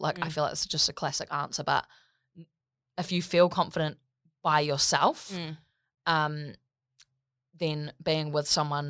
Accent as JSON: {"language": "English", "town": "Gold Coast", "region": "Queensland", "country": "Australia", "tie": "born there", "said": "I was born on the Gold Coast."}